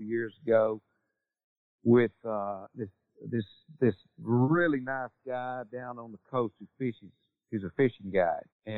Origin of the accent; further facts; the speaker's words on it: Texas, United States; my home state